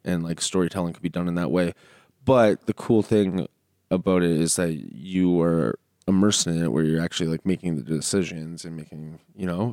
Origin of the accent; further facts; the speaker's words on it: Canada; us Canadians